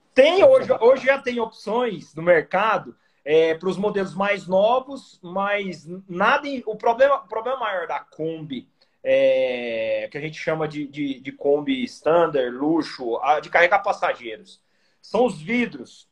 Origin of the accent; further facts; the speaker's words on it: Goiânia, Goiás, Brazil; eu sou de Goiânia